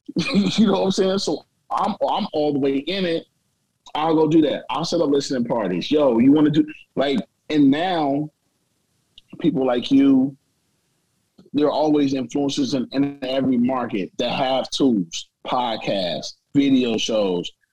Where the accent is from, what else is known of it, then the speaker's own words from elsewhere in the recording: East St. Louis, Illinois, United States; moved away; also born or lived in Nashville; I'm not from Nashville. I'm you know I'm from East St. Louis.